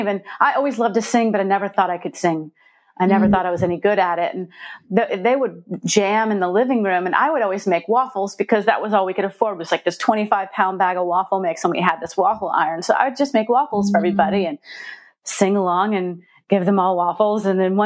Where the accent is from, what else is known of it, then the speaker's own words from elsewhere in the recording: Stone Mountain, Georgia, United States; also born or lived in Warner Robins, Georgia; I lived a lot of different places, was born in Warner Robins, but I kind of grew up, most of my formative years was spent in Stone Mountain.